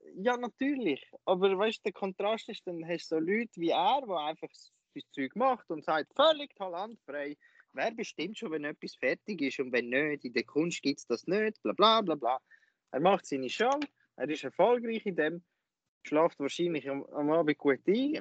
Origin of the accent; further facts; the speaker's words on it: Lucerne, Switzerland; bei uns in Luzern